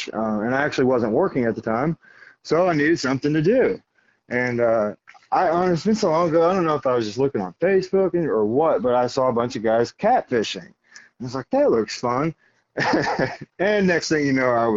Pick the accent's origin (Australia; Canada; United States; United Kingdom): United States; Missouri; now in Navarre, United States; I grew up in Missouri, so going fishing with my dad